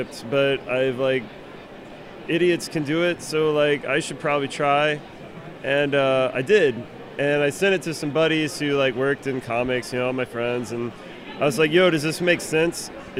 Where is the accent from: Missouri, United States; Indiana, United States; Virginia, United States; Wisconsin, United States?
Missouri, United States; Kansas City; moved away; also born or lived in Portland; We're both from Kansas City. I was living in Portland at the time